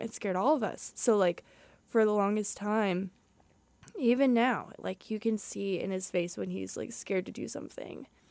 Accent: Southern Indiana, United States; moved away as an adult; I'm from Southern Indiana, so it's a lot hillier, um, than around here at H U

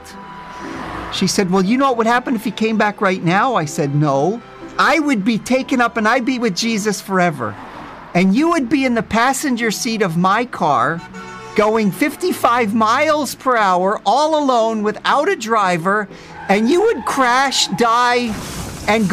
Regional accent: New Jersey, United States; now in Israel; I grew up in New Jersey, very well aware of our Jewish identity

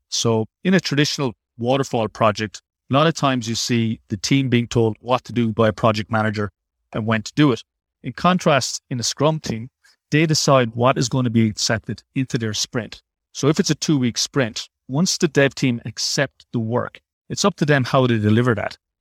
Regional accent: Ireland; moved away as an adult; also born or lived in Dublin; now in Sydney, Australia; I'm also Irish, just like Neil

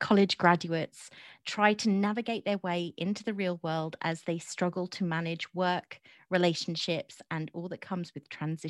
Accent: United Kingdom; us being British.

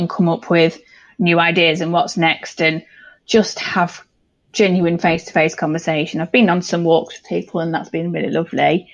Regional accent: York, Yorkshire and the Humber, United Kingdom; I was born in York, so I mean, I'm very much a Yorkshire girl

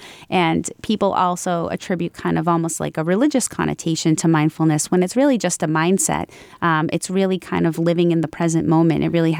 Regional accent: Franklin, United States; I started here in Franklin, in my hometown. And when I started, I kind of had this, utopian view of the community of Franklin

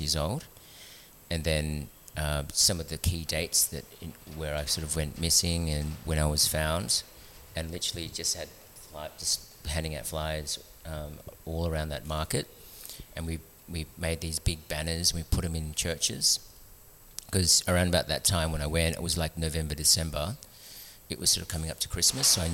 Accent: Melbourne, Victoria, Australia; moved away as an adult; also born or lived in Philippines / Sydney, Australia; now in Newcastle, Australia; I grew up in Melbourne, the arts and culture sort of capital of Australia.

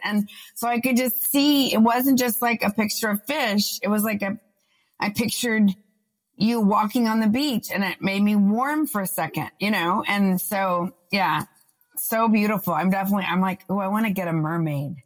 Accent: Austin, Texas, United States; moved away as an adult; also born or lived in New York; We're both from Austin

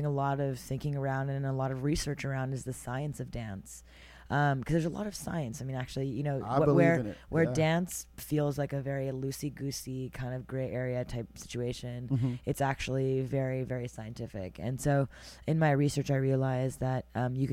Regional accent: Montreal, Quebec, Canada; now in New York City, United States; I was born and raised in Montreal, Canada

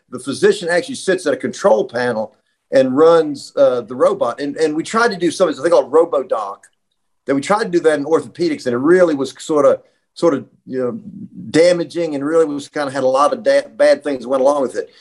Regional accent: Roanoke, Virginia, United States; also born or lived in Bristol, Virginia; I grew up in Roanoke, Virginia, so I'm a Virginia boy

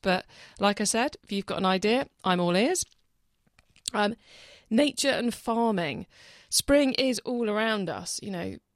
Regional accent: the Roseland, South West England, United Kingdom; moved away; I grew up on the Roseland, and about five years ago I moved back. I live here full-time

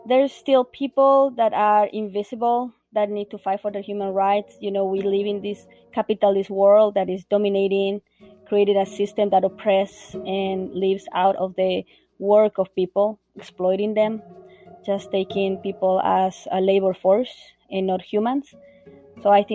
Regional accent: Bolivia; moved away as an adult; now in Vermont, United States; I'm originally from Bolivia

